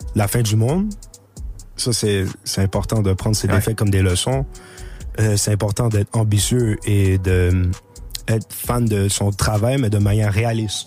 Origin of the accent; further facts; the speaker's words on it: Montreal, Quebec, Canada; j'ai grandi là, j'ai grandi avec dans un bain multiculturel.